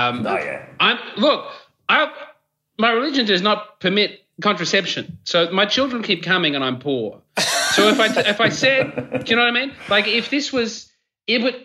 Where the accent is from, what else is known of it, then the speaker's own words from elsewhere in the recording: Australia; as an Australian, and I love my country